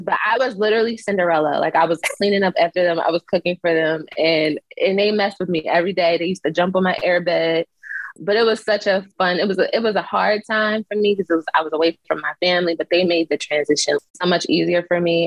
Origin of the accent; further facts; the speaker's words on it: Philadelphia, Pennsylvania, United States; moved away; the training I did in Philly and like how tough of a city we are